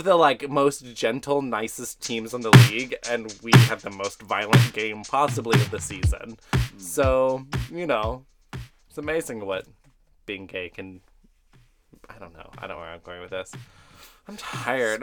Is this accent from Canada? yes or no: no; Texas, United States; I'm from Texas